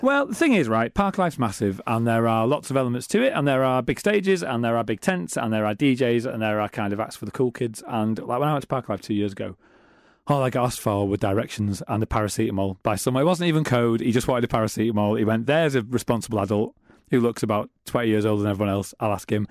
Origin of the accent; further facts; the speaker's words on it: Middlesbrough, North East England, United Kingdom; I'm from Middlesbrough.